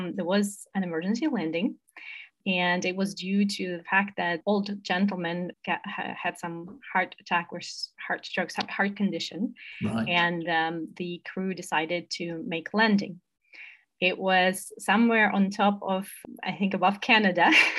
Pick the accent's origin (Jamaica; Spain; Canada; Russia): Russia; Moscow; moved away as an adult; also born or lived in United States; I'm originally from Moscow, Russia, and I studied abroad in the US